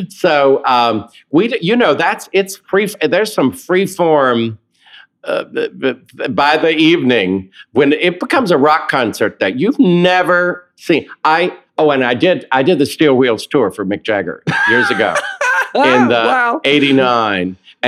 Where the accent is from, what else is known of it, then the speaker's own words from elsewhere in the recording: the South, United States; accent: Southern; To hear David Corns do my Southern accent and talk and starting with the wrist is really worth it.